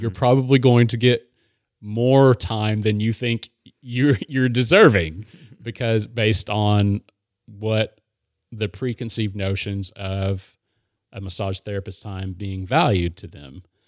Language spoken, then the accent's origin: English; Maryville, Tennessee, United States; I I grew up in Maryville